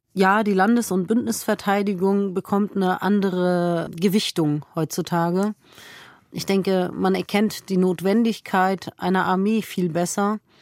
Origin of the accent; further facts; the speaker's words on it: Lower Saxony, Germany; also born or lived in Bavaria; now in Rhineland, Germany; Ich bin gebürtige Niedersächsin und Wahlrheinländerin